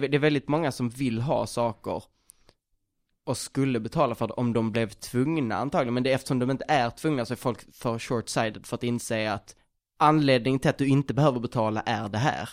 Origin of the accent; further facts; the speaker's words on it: Skåne, Sweden; Jag är från Skåne